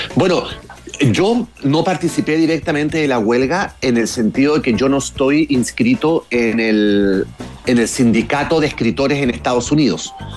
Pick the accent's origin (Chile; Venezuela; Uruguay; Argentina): Chile; now in Florida, United States; yo crecí en Chile en los 70 y en los 80